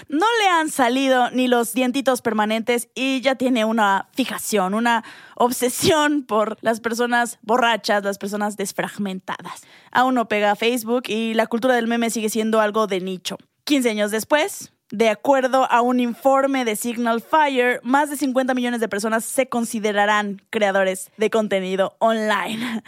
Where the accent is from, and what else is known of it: Mexico